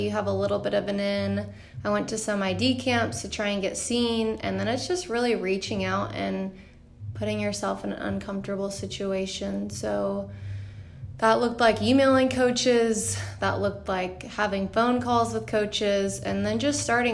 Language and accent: English; Beaumont, Texas, United States; I'm from Beaumont, Texas, so a smaller town. Grew up playing there